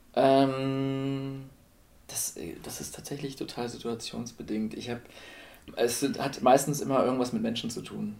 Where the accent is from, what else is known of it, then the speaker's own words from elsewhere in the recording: Celle, Lower Saxony, Germany; moved away as an adult; now in Würzburg, Germany; ich komme ursprünglich aus Celle